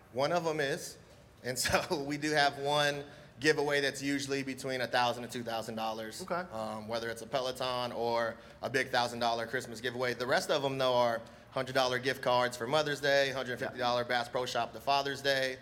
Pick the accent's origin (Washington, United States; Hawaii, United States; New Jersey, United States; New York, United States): Hawaii, United States; now in Virginia Beach, United States; I'm Hawaiian